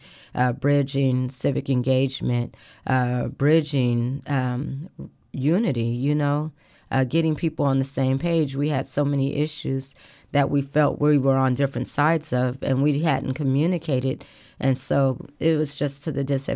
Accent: Portland, United States; moved away; also born or lived in Texas; I was born and raised in Portland

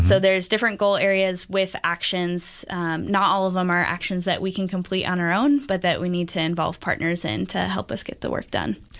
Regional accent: Beaverton, Oregon, United States; I grew up in Beaverton, and it's, uh, it's become increasingly diverse since even I was a kid there.

